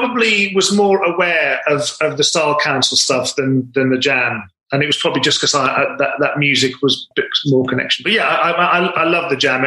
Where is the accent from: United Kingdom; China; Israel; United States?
United Kingdom; Wolverhampton, West Midlands; I'm originally from Wolverhampton